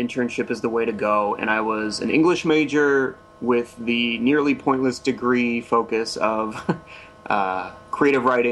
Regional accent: Toledo, Ohio, United States; moved away as an adult; I'm from Ohio. I'm from Toledo, which is kind of northwest Ohio.

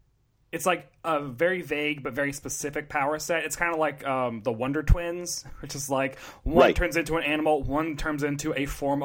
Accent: Middle Tennessee, United States; moved away as an adult; now in New York City, United States; I rocked Converse my first, like, three or four winters in New York City, because I'm from Tennessee

